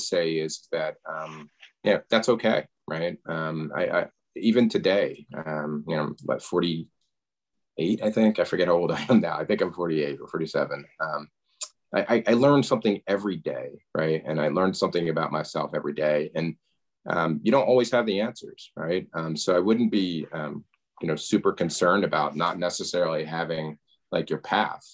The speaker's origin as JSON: {"language": "English", "town": "Media", "region": "Pennsylvania", "country": "United States", "tie": "born or raised there", "said": "I grew up outside of Philadelphia in a town called Media"}